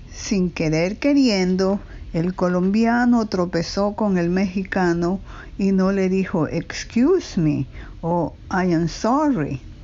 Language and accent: Spanish; Ecuador; now in New York, United States; Nací en Ecuador y vivo en Nueva York casi medio siglo